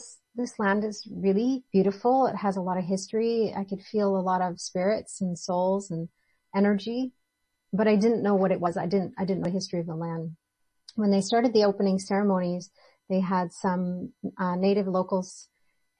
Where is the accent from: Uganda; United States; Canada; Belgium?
Canada; Ontario; moved away; also born or lived in British Columbia; I grew up in Ontario, and Ontario in Canada, the province of Ontario